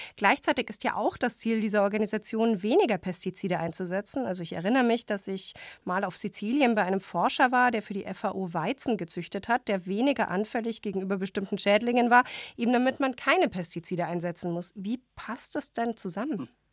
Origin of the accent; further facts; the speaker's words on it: Germany; wir als Deutschland, wir als Deutsche